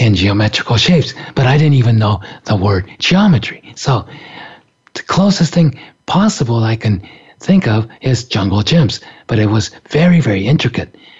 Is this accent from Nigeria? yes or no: no; Japan; I grew up in Japan